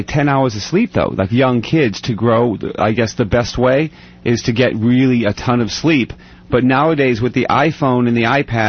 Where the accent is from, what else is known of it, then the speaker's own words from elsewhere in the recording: Lowell, Massachusetts, United States; I grew up in Lowell